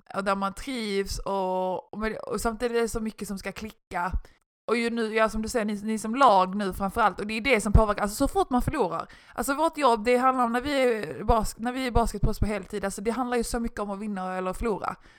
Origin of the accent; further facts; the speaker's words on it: Malmö, Skåne, Sweden; moved away; jag är ju från Malmö